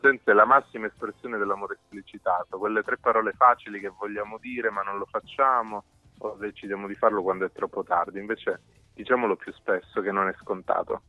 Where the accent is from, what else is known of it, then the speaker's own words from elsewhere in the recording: Cosenza, Calabria, Italy; moved away; è la città in cui sono nato, cresciuto